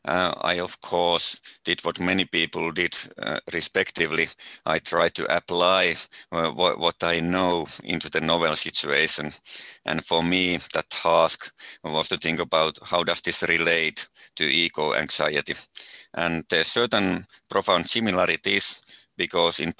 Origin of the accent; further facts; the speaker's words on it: Finland; mostly in my home country